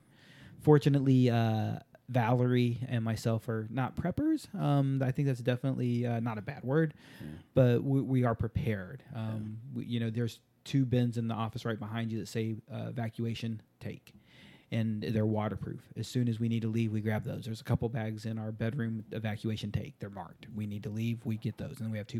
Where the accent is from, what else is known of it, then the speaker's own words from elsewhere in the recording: Southern California, United States; moved away; I grew up in Southern California